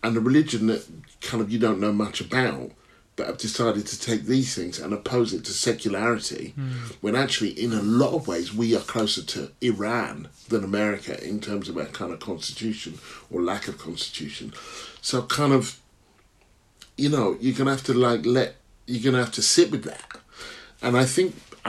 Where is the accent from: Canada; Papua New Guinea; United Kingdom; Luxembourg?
United Kingdom; Stevenage, East of England; also born or lived in Hitchin; Stevenage. Where were you born? Hitchin